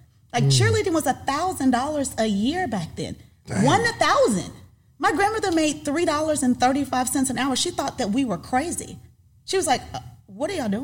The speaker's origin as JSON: {"language": "English", "town": "Panama City", "region": "Florida", "country": "United States", "tie": "born or raised there", "said": "I was born in Florida, raised in Panama City, Florida"}